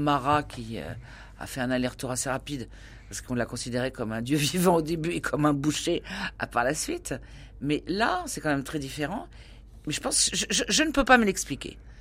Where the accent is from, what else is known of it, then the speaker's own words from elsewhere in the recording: Tours, Centre-Val de Loire, France; je viens de Tours